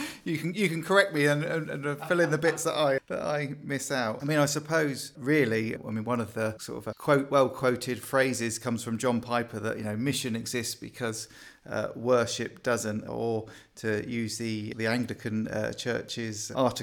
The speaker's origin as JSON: {"language": "English", "town": "Bournemouth", "region": "South West England", "country": "United Kingdom", "tie": "born or raised there", "said": "Originally, I'm from Bournemouth area, so that's where I grew up, came back to the Lord there."}